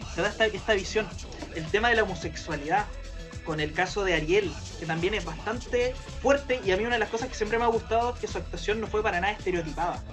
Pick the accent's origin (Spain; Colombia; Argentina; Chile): Chile; Viña del Mar, Valparaíso; moved away; me acuerdo así como de mis primeros recuerdos en Viña